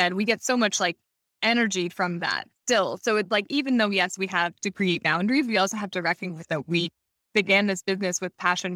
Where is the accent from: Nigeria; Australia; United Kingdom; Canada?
Canada; moved away as an adult; also born or lived in Hamilton, Ontario; we're originally from Canada, like, we started our business in Hamilton, which is small town outside of Toronto